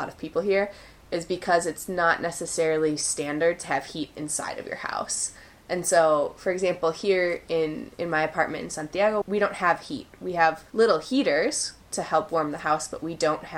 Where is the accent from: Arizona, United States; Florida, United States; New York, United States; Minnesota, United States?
Minnesota, United States; now in Chile; I'm from Minnesota